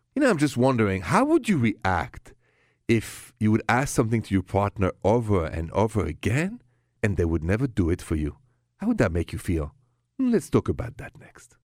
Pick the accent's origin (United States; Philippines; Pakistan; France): France; accent: thick French; my thick French accent